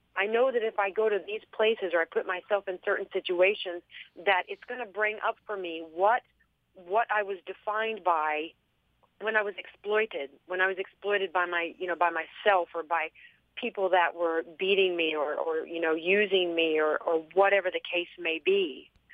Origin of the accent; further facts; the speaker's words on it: Texas, United States; accent: southern; I'm you know from Texas, so I've got that southern like mispronunciation